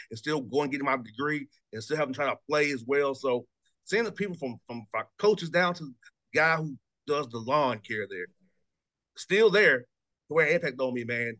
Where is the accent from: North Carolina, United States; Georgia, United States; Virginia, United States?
Georgia, United States; Atlanta; the one time we had a home game in my hometown.